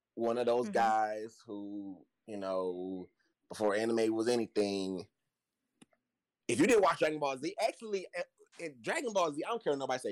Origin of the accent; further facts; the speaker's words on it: Chattanooga, Tennessee, United States; I'm from Chattanooga, Tennessee. Yes, down south